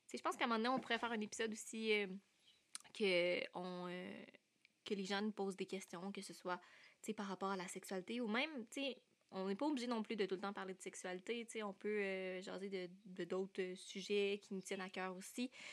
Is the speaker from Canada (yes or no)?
yes; Sherbrooke, Quebec, Canada; je viens de Sherbrooke, je suis encore aux études.